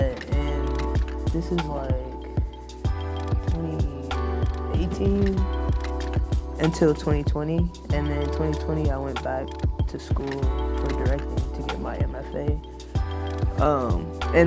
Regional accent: Oakland, California, United States; I'm from Oakland, California

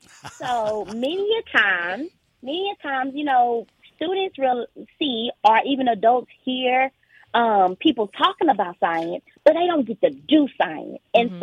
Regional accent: Lufkin, Texas, United States; I grew up in Lufkin, Texas.

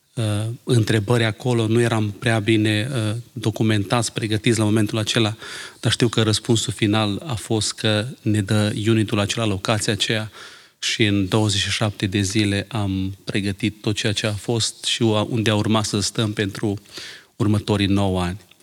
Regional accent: Romania; now in Ireland; Când eram în România

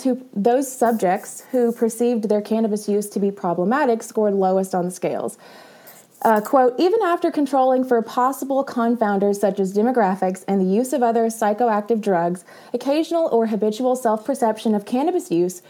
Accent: the South, United States; I'm from the South. It's whatever I want.

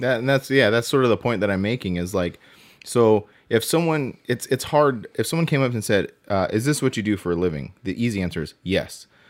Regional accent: Southern California, United States; also born or lived in Inland Empire / Apple Valley; I am passionate about where I'm from. I am from Southern California

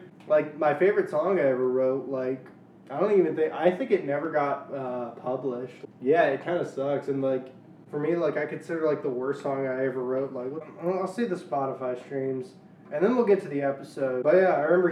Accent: Louisiana, United States; moved away as an adult; also born or lived in Shreveport / Arkansas / Texas; now in Washington, D.C., United States; I grew up in Louisiana, spent 2 years in Arkansas, 3 years in Texas, and now I'm here

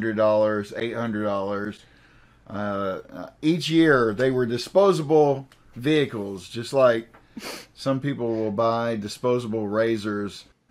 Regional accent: Lafayette, Kentucky, United States; also born or lived in Clarksville, Tennessee; We moved from Clarksville, Tennessee to Lafayette, Kentucky.

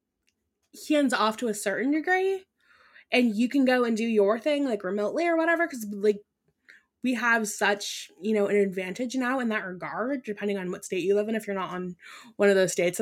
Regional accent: Ireland; first language Irish; English is a second language; moved away; I was born in Ireland, so they mostly spoke that over there

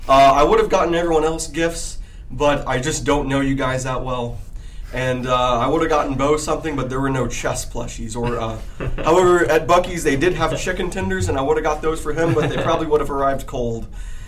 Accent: Texas, United States; I'm from Texas

